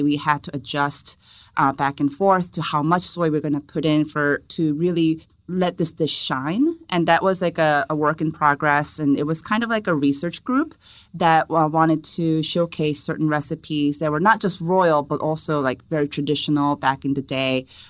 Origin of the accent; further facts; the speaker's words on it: South Korea; English is a second language; Well, I was born and raised in Korea, and I studied food and nutrition in college.